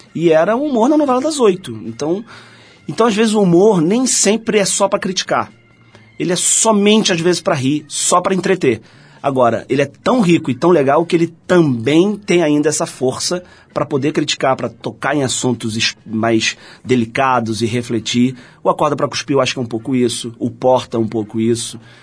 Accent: Rio de Janeiro, Brazil; sou carioca, da Gema, porque nasci no centro do Rio de Janeiro

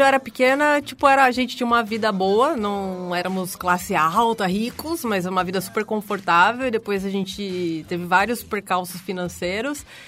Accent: São Paulo, Brazil; accent: R puxado (interior paulista); sou de São Paulo, nasci aqui. Passei muito tempo no interior, por isso que eu tenho esse R puxado, mas na verdade nunca morei

